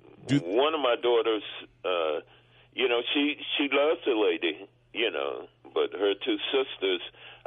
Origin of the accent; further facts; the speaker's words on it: Texas, United States; I'm from Texas.